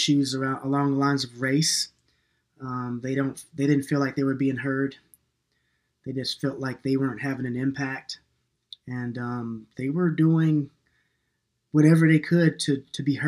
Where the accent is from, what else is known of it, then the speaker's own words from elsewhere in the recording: New York, United States; moved away; also born or lived in North Carolina / Minneapolis; I was born in New York, and I'm kind of an urban kid sometimes.